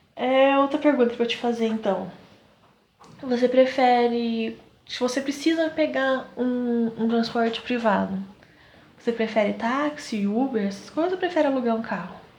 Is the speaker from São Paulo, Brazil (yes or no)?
yes; Southeast, São Paulo, Brazil; nós somos do Sudeste, São Paulo